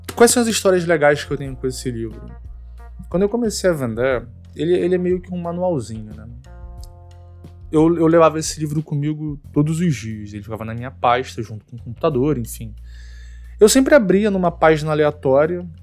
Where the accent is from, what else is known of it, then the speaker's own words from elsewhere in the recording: Teresópolis, Rio de Janeiro, Brazil; moved away as an adult; now in Rio de Janeiro, Brazil; eu sou de Teresópolis, eu não sou daqui da cidade do Rio. Eu me mudei para o Rio em 2009